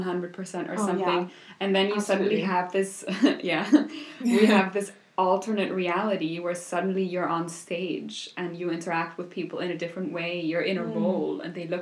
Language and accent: English; Vienna, Austria; first language German; English is a second language; moved away as an adult; also born or lived in New York; now in Berlin, Germany